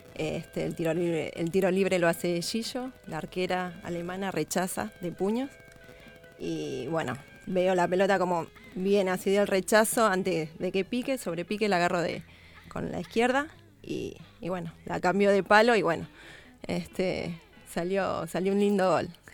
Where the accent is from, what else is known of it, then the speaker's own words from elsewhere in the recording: Buenos Aires, Argentina; yo soy de Lugano